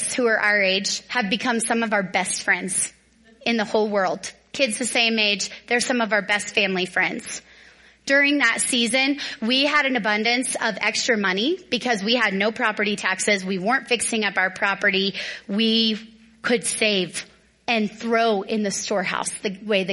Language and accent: English; Dallas, Texas, United States; now in Northern Colorado, United States; I grew up in Dallas.